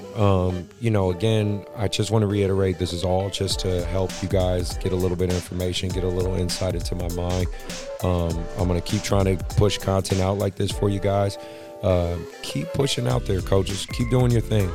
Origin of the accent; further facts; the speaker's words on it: Oakland, California, United States; now in Sacramento, United States; Oakland, my hometown